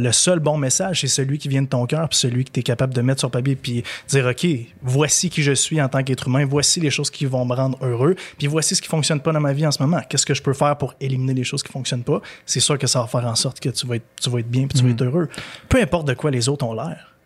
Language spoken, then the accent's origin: French; Gaspésie, Quebec, Canada; moved away; quand j'étais jeune, je l'ai dit tantôt, je viens de la Gaspésie